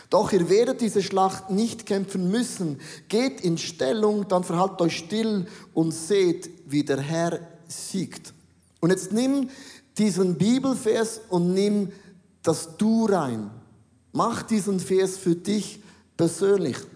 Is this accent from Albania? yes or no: no; Switzerland; Ich bin ein Schweizer und das macht man nicht. Das macht man nicht. Bei uns heißt, stehlen ist nicht erwünscht. In Deutschland heißt, stehlen ist verboten, bei uns ist das nicht erwünscht.